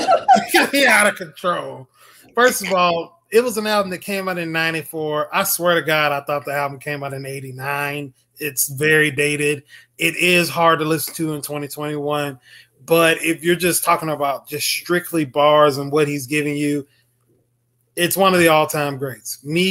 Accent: the South, United States; I've been to New York one time. I'm a Southerner.

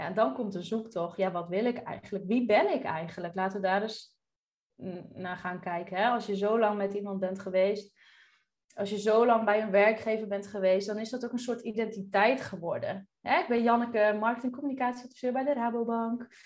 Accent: Drenthe, Netherlands; moved away as an adult; also born or lived in Groningen; now in Curaçao; opgegroeid in Drenthe.

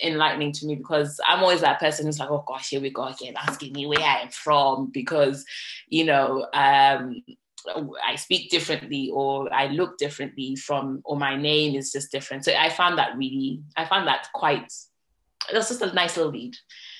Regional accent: London, United Kingdom; So I say to her that I'm born and raised in London, but originally from Somalia.

